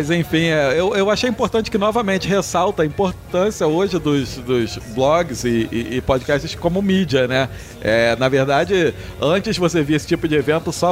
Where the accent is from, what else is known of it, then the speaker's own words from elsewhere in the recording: Rio de Janeiro, Brazil; mas eu sou do Rio